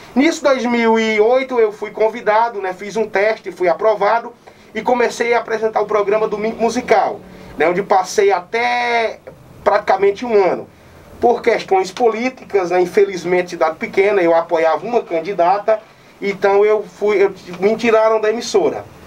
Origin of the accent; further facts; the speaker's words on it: Nova Olinda, Ceará, Brazil; also born or lived in São Paulo; vou voltar para minha terra. Quando retorno para Nova Olinda